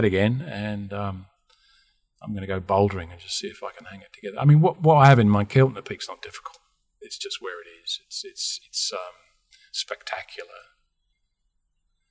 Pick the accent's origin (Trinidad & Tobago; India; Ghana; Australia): Australia; I come from Australia